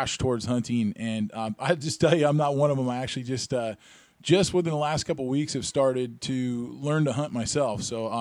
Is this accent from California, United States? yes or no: no; Granite Falls, Washington, United States; I grew up there in Granite Falls